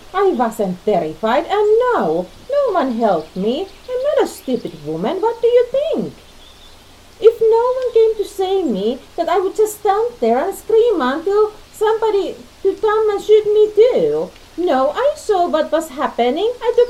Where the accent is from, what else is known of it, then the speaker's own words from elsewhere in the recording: Finland; now in United States; Finland. And you? Where are you from?